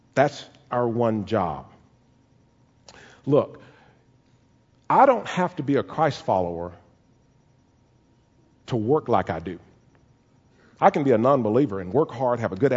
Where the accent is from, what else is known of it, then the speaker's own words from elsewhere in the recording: Caldwell, Texas, United States; the house that I grew up in Caldwell.